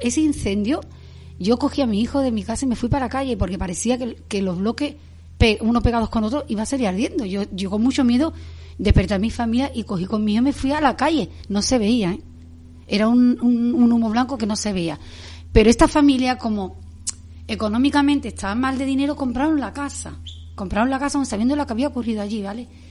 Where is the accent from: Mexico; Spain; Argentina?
Spain; Yo me crié en San un barrio humilde del que me siento súper orgullosa.